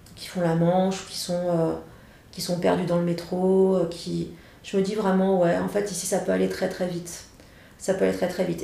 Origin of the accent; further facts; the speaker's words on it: Saint-Étienne, Auvergne-Rhône-Alpes, France; now in Paris, France; je viens de Saint-Etienne